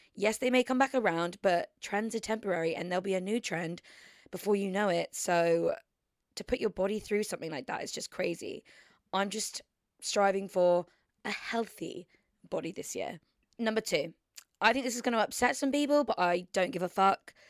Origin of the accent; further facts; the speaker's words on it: Surrey, South East England, United Kingdom; moved away; I've literally been down in Surrey, spending it with my family and my hometown friends